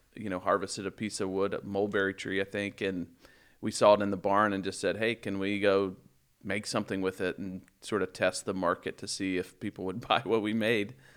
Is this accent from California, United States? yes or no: no; Baldwin City, Kansas, United States; moved away; grew up in, in Baldwin City